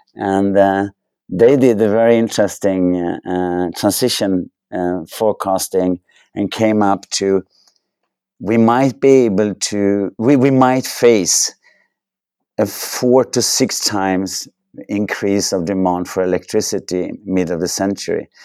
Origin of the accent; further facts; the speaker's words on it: Sweden; I grew up in Sweden, had the chance to go to university in Sweden